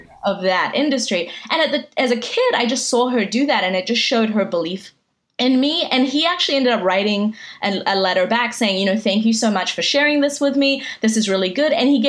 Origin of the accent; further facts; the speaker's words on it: New Zealand; accent: mixed; half Iranian and half Armenian, but pretty much spent most of my life in New Zealand. So that's why my accent is this like strange conglomerate of all these different accents.